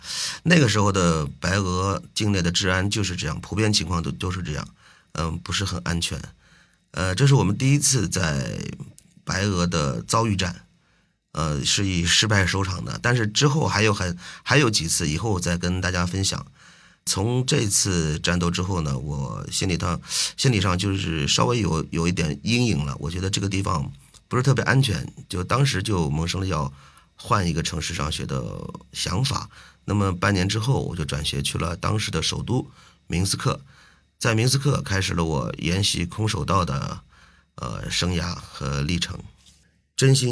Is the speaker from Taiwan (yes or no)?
no; China; moved away as an adult; also born or lived in Minsk, Belarus; 作为中国人的代表，